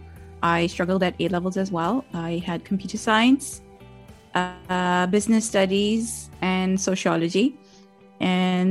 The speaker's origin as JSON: {"language": "English", "country": "Pakistan", "tie": "born or raised there", "also_born_or_lived": "Karachi", "accent": "Pakistani American British", "moved": "as an adult", "lives_now": "United Kingdom", "said": "I was born and raised in Pakistan, like Shell, and I live in the UK now."}